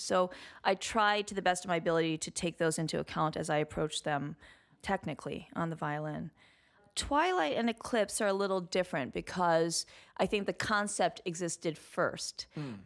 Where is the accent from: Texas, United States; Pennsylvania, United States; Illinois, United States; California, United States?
Illinois, United States; Highland Park; moved away as an adult; also born or lived in Evanston, Illinois / New York; I was born in Evanston, which is just north of Chicago. I grew up on the North Shore of Chicago in Highland Park